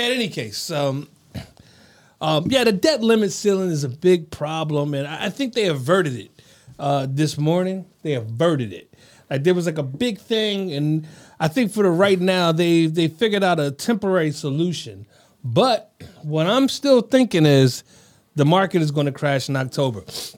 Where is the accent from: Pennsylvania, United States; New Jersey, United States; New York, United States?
Pennsylvania, United States; Scranton; That's right. I'm from Scranton.